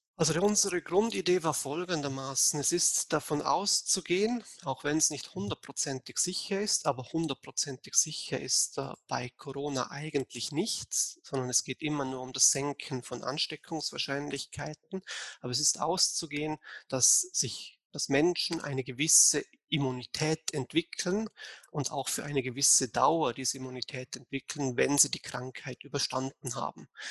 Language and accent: German; Vorarlberg, Austria; now in Bayreuth, Germany; ich bin eigentlich Österreicher, äh, aber komme aus Vorarlberg, äh, also aus dem Teil von Österreich, wo direkt an die Schweiz grenzt. Deswegen vielleicht der etwas ungewohnte Akzent.